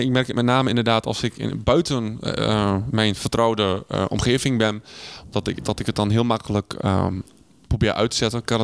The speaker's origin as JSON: {"language": "Dutch", "country": "Netherlands", "said": "Maar ik ben een Hollander, jij bent een Hollander. Maar toch wij, zijn wij een wereld van verschil."}